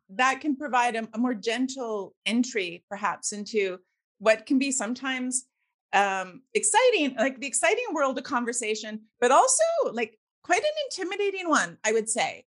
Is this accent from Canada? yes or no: yes; Victoria, British Columbia, Canada; as a Canadian, I'm I'm actually originally from Victoria in BC mm. on the mm. west coast, and um, nice. I grew up in the 70s